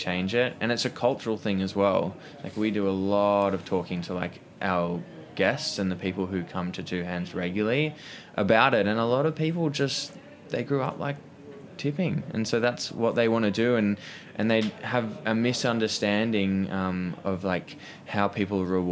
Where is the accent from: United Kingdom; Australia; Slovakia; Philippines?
Australia; moved away as an adult; now in New York, United States; growing up in Australia